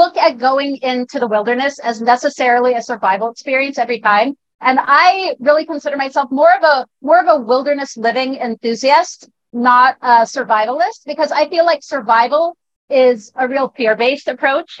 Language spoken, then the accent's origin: English; Northern California, United States; I grew up in California, Northern California, in the mountains, mind you, not beachside